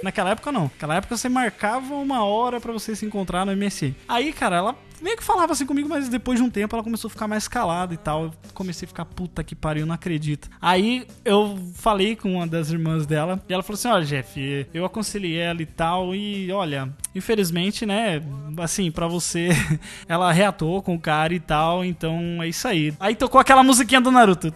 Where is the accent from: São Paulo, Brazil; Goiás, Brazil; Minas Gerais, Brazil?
São Paulo, Brazil; interior of; eu sou do interior de São Paulo